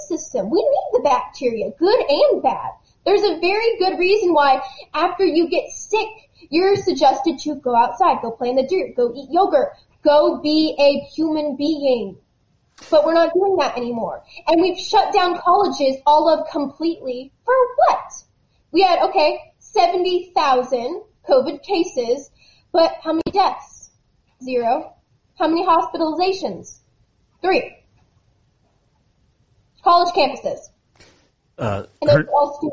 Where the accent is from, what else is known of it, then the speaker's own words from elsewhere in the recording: Texas, United States; I'm a Texan